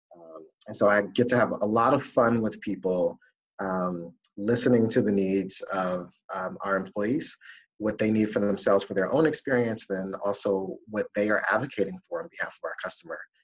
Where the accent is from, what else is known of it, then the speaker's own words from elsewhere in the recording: Washington, District of Columbia, United States; also born or lived in Ohio; now in Boston, United States; growing up in the Washington, D.C. area